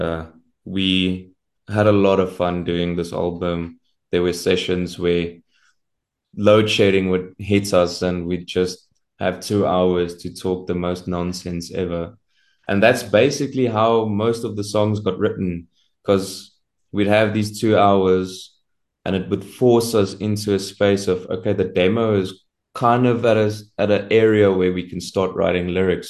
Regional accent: Centurion, Gauteng, South Africa; I'm from Centurion in Pretoria.

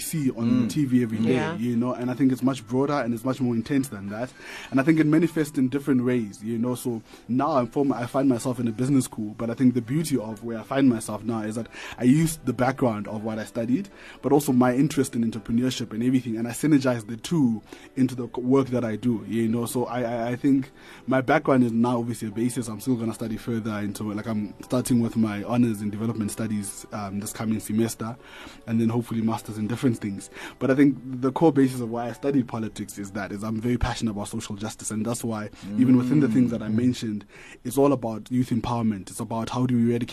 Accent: Atamelang, North West, South Africa; moved away as an adult; I come from Northwest, from a township called Atamelang

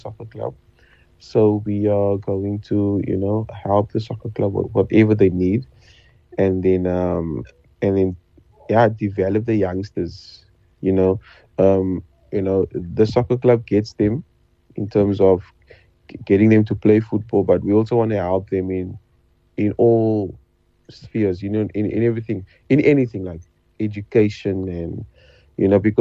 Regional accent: Cape Town, Western Cape, South Africa; I was from Manova Park

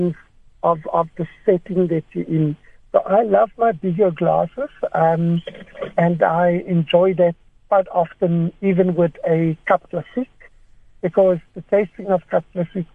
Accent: South Africa; as South African palates

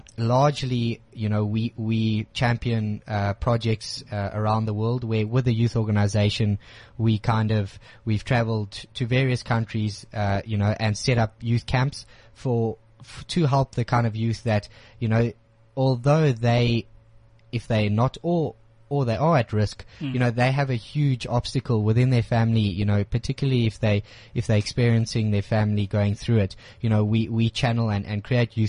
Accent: South Africa

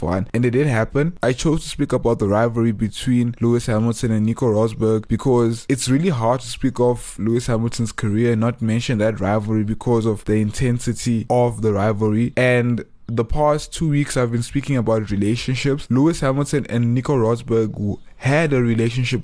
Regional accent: Johannesburg, Gauteng, South Africa; growing up in Joburg, being South African, being born free

